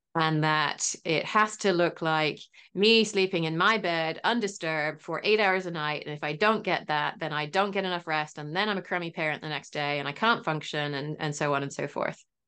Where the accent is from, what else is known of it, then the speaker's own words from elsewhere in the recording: England, United Kingdom; moved away; I am English originally